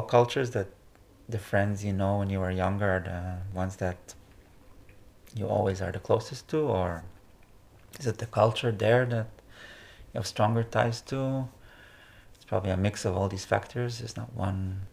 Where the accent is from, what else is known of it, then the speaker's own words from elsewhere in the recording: Israel; moved away as an adult; now in Netherlands; my leaving Israel, or my coming to Netherlands. Maybe this transition from saying goodbye to my home country